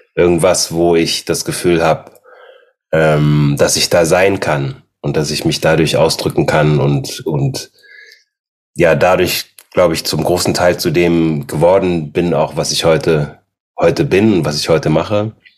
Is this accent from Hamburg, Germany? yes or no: no; Aachen, North Rhine-Westphalia, Germany; also born or lived in Austria; ich bin in Österreich zur Welt gekommen, die ersten sechs Jahre, dann bin ich nach Aachen gezogen